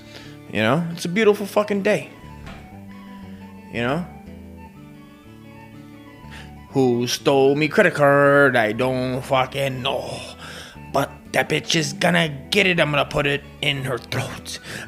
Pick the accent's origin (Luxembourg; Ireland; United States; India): Ireland; You know, what? I'm Irish. You can't make fun of Irish. I'm Irish.